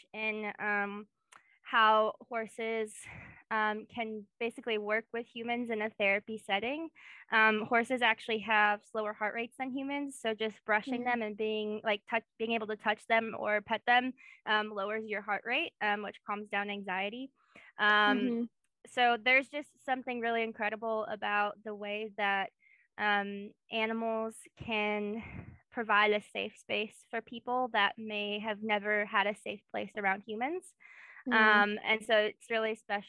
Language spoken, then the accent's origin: English; Kenosha, Wisconsin, United States; moved away as an adult; also born or lived in Indiana / Memphis, Tennessee; now in Knoxville, United States; So I grew up in Kenosha, Wisconsin, which is where we met, kind of. Kenosha area. I lived there all my teenage kid years, so I was 18.